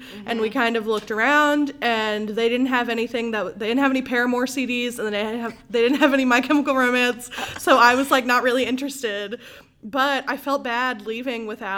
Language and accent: English; Memphis, Tennessee, United States; moved away as an adult; now in Jackson, United States; that's what brought me to Jackson. I'm from Memphis originally.